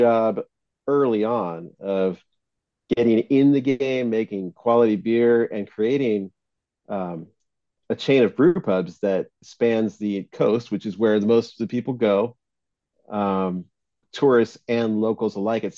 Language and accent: English; San Diego, California, United States; my hometown